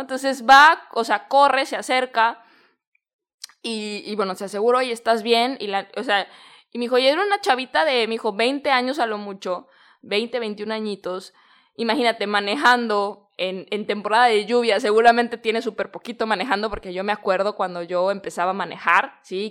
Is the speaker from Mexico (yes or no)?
yes; Guadalajara, Jalisco, Mexico; moved away as an adult; now in Bali, Indonesia; yo soy de Guadalajara, en México